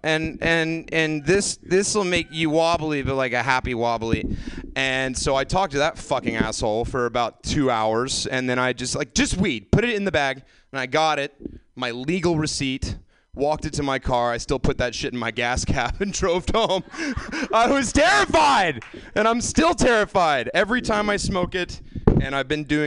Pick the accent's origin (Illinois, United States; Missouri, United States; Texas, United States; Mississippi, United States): Mississippi, United States; the South; moved away as an adult; now in California, United States; I grew up in the South where weed was so, so illegal